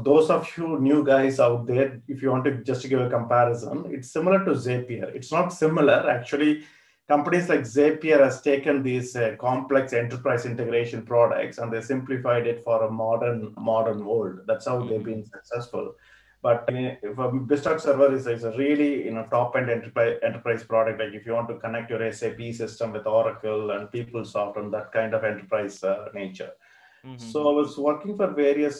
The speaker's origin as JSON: {"language": "English", "town": "Coimbatore", "region": "Tamil Nadu", "country": "India", "tie": "born or raised there", "moved": "as an adult", "lives_now": "London, United Kingdom", "said": "my hometown in mm-hmm. Coimbatore"}